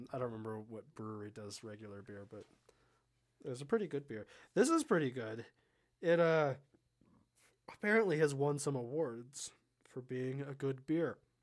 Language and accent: English; Southern California, United States; I'm from Southern California